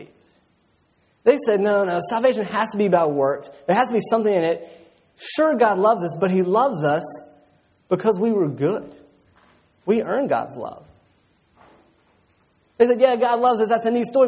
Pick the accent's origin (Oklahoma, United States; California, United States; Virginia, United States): Virginia, United States; Roanoke; I grew up in Roanoke, and so we're right in the Appalachian Trail